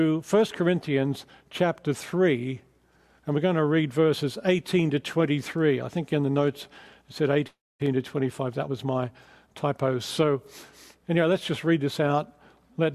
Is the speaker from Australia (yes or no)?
yes; Australia; moved away as an adult; also born or lived in England; now in Southern California, United States; my accent is not quite Californian yet, so I'm from Australia